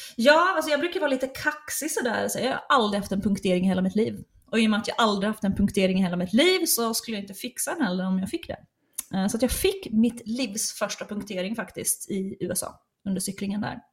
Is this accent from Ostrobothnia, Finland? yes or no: yes; Ostrobothnia, Finland; first language Swedish; moved away; jag är uppvuxen i den svenskaste kommunen i hela Finland